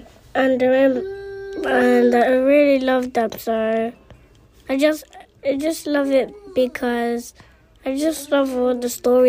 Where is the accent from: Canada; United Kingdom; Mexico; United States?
United Kingdom; London